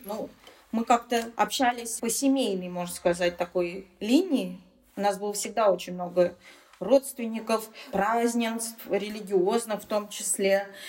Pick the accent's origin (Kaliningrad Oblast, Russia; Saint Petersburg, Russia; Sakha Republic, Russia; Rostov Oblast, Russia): Saint Petersburg, Russia; first language Tatar; moved away; Я татарка, стопроцентная, но я родилась в Санкт-Петербурге, и моя семья, в принципе, мои родители тоже родились уже в Санкт-Петербурге